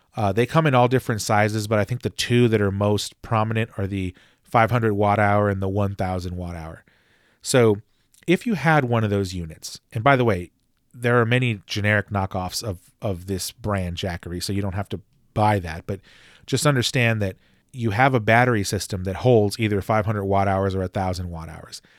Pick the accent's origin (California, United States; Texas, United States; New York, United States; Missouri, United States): Texas, United States; my home state of Texas